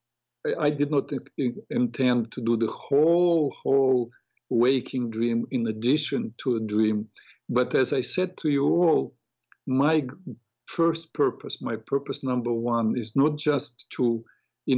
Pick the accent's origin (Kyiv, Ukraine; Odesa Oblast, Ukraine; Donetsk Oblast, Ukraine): Odesa Oblast, Ukraine; Odesa; moved away; I grew up in Odessa, Ukraine